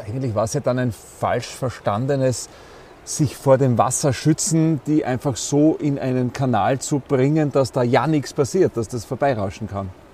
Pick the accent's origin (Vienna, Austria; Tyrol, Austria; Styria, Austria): Styria, Austria; bei uns in der Steiermark, wir sagen hier, die, das sind die Murnockerln